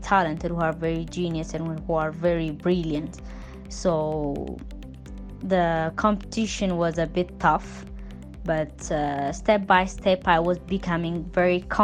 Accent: Ethiopia; from Ethiopia

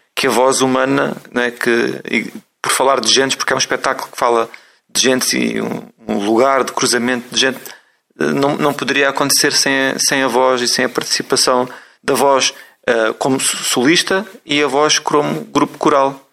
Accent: Alentejo, Portugal; Tenho uma ligação muito grande ao canto alentejano, como alentejano

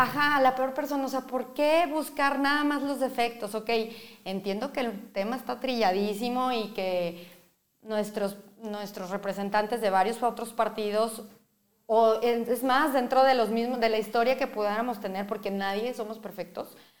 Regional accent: Mexico; Como mexicanos

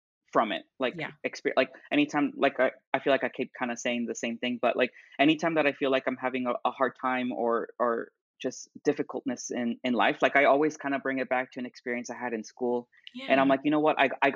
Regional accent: Duluth, Georgia, United States; also born or lived in Atlanta, Georgia; I'm originally from Duluth, Georgia, so just about 30, 40 minutes north

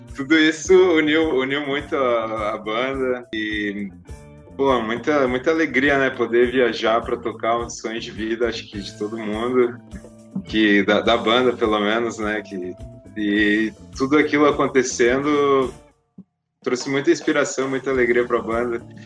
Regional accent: Lages, Santa Catarina, Brazil; now in Florianópolis, Brazil; eu saí de Lages, né? Que eu amo a minha cidade também

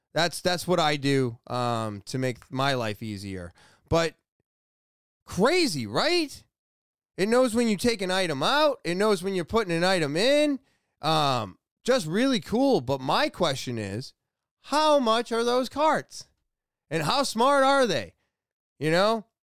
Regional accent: United States; as an American

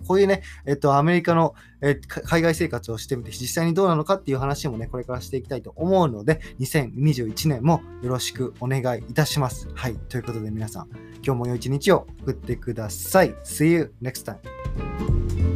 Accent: rural Okayama Prefecture, Japan; moved away as an adult; 僕は岡山県の田舎出身なんで

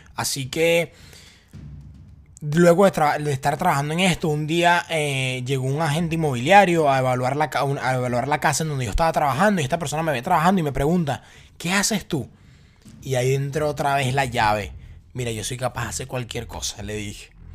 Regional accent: Venezuela; moved away as an adult; yo vengo de Venezuela

